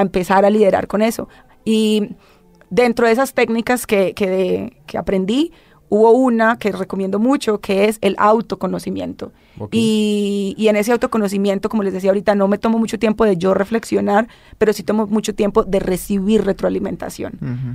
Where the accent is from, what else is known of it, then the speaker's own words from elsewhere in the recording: Colombia; yo vengo de Colombia, que es una de las regiones con mucha disparidad social